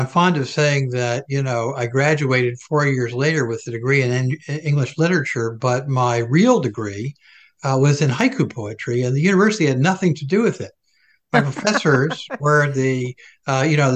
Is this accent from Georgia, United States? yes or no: yes; Atlanta, Georgia, United States; I was raised down south in Protestant tradition